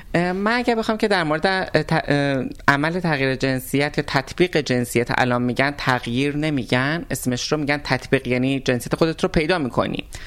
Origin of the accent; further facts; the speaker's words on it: Tabriz, East Azerbaijan, Iran; من آذری هستم این وسط تبریزی هستم